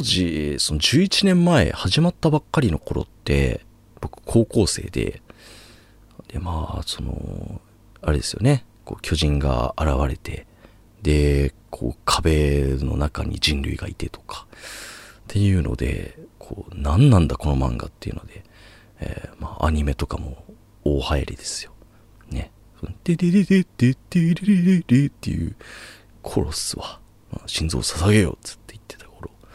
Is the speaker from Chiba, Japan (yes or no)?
yes; rural Chiba, Japan; moved away as an adult; now in Tokyo, Japan; 僕は千葉の田舎出身